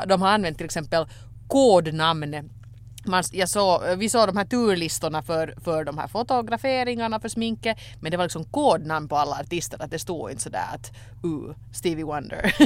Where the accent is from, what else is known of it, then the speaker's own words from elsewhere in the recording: Finland; när man kommer som finländare till Sverige